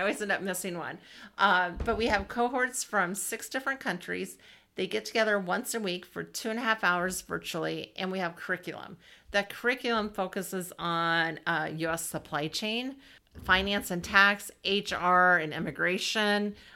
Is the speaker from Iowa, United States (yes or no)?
yes; Southwest Iowa, United States; also born or lived in Ames, Iowa / Des Moines, Iowa; I grew up in Southwest Iowa